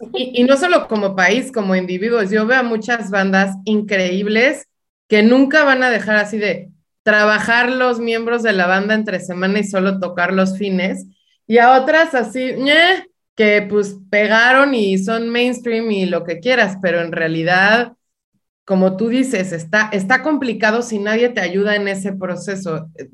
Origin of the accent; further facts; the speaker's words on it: Baja California, Mexico; now in Los Angeles, United States; yo soy baja californiana